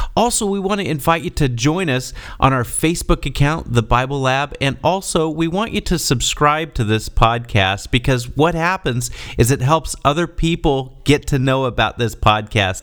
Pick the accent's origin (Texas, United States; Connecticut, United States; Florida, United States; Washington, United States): Texas, United States; my friends that I grew up with in Texas